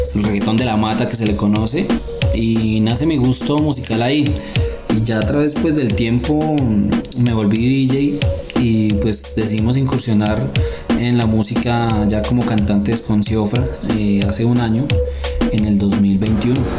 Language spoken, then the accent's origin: Spanish; Chiquinquirá, Boyacá, Colombia; accent: boyaco; yo soy boyaco, yo soy de Chiquinquirá, Boyacá